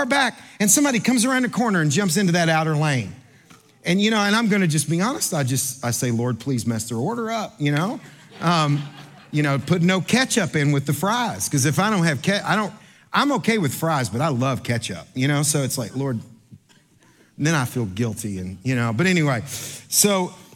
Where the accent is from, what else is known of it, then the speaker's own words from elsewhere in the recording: Kentucky, United States; I'm from Kentucky